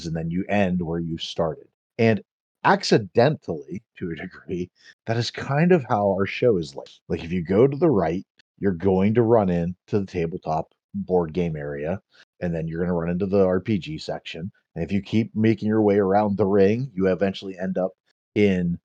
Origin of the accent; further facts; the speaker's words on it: Pittsburgh, Pennsylvania, United States; I grew up in the North Hills of Pittsburgh